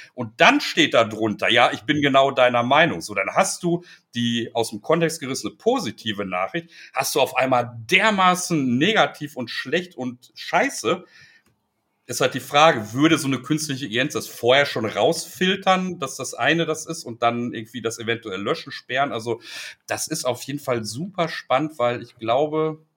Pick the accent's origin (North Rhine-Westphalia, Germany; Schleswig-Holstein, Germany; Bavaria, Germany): North Rhine-Westphalia, Germany; Ruhr area; ich komme aus dem Ruhrgebiet, also ich habe hier Strukturwandel quasi schon mit der Muttermilch aufgesogen.